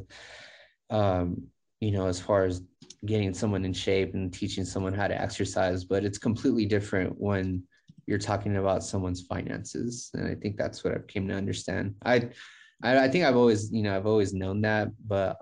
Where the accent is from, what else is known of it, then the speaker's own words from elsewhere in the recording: El Paso, Texas, United States; the club's in Hobbs, New Mexico, but I'm actually from El Paso, Texas.